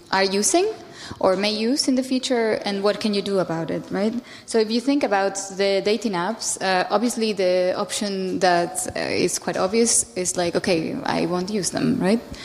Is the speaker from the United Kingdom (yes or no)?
no; Spain; I'm from Spain